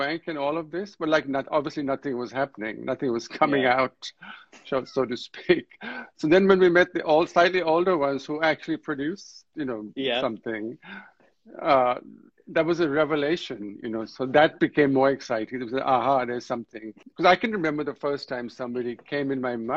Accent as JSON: {"language": "English", "region": "Delhi", "country": "India", "tie": "born or raised there", "said": "At a very young age, I was actually growing up in Delhi where nobody talked about it"}